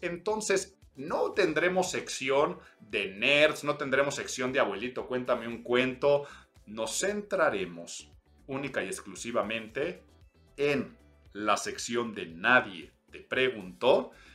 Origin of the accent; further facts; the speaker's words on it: Mexico City, Mexico; soy chilango